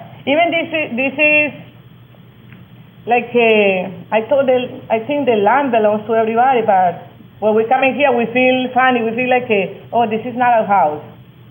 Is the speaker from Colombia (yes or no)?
yes; Colombia; moved away as an adult; now in United States; I came from Colombia in 86.